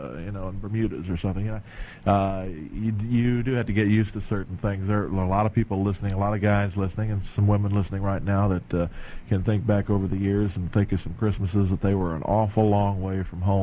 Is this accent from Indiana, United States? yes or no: yes; Indiana, United States; now in North Carolina, United States; I come from Indiana, and of course I've lived in North Carolina for 32 years now, so I consider myself a North Carolinian, but I do come from the cold country